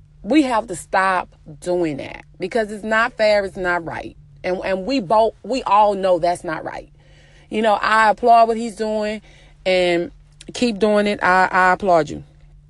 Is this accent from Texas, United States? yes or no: yes; Texas, United States; I'm sorry you feel that way, but I'm from Texas.